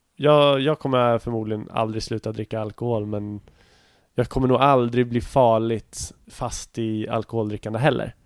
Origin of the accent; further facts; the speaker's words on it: Nyköping, Södermanland, Sweden; moved away; min hemstad Nyköping